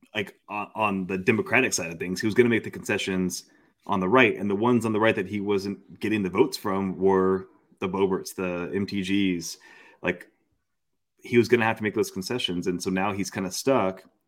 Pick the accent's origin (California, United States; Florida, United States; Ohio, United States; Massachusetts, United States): Florida, United States; moved away; also born or lived in Daunte Culpepper's hometown (Ocala, Florida); I'm actually nearing as much time out of Florida as I spent in Florida. So, um, I'm, I'm so close to being able to not, not say I'm from Florida anymore